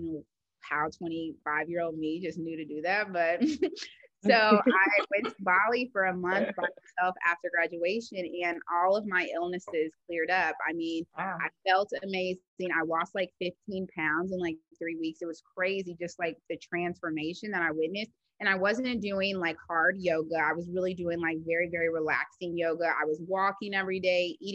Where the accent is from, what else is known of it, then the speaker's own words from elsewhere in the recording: Indianapolis, Indiana, United States; moved away as an adult; also born or lived in New York / Houston, Texas; now in Los Angeles, United States; I'm originally from Indianapolis, Indiana, and I went to IU for undergrad as well